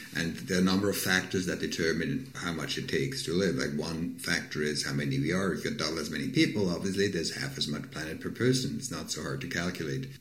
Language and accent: English; Switzerland; moved away; I'm from Switzerland, for example, originally.